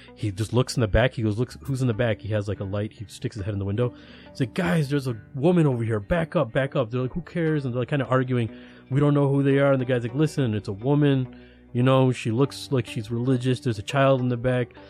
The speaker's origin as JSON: {"language": "English", "country": "United States", "said": "I'm from America"}